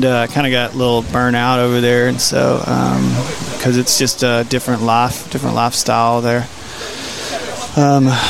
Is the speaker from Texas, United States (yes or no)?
yes; Red River County, Texas, United States; I'm technically from Red River County, is where I grew up at.